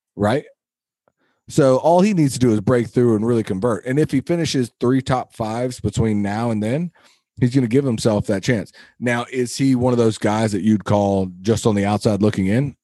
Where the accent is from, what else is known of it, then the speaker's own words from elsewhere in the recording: United States; as an American